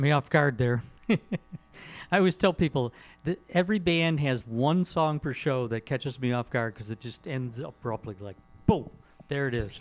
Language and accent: English; Detroit, Michigan, United States; I grew up in Detroit